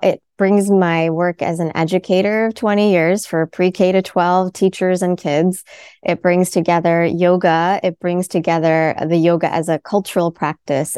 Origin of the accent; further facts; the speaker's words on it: United States; My family's from India. I was born in America.